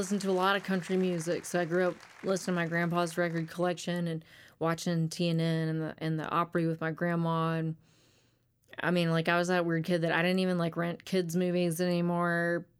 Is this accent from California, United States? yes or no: no; Conway, Arkansas, United States; moved away as an adult; also born or lived in Little Rock, Arkansas / North Little Rock, Arkansas / Hot Springs, Arkansas / Nashville; I grew up in Little Rock and North Little Rock for a couple of years, then went to Conway for most of my rearing years.